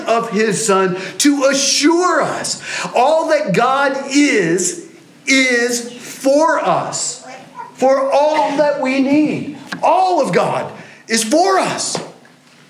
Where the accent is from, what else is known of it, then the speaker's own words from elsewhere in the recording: England, United Kingdom; as an English person